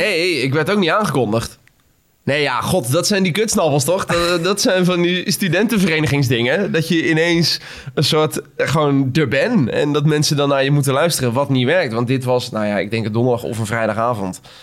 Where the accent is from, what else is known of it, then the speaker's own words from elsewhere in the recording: Schipluiden, South Holland, Netherlands; moved away; ik kom oorspronkelijk uit Schipluiden. Klein dorpje eh, tussen Delft en Rotterdam en Den Haag.